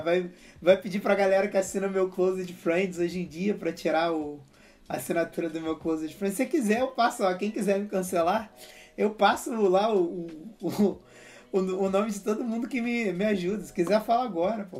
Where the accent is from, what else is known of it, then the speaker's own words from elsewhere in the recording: Rio de Janeiro, Brazil; eu sou carioca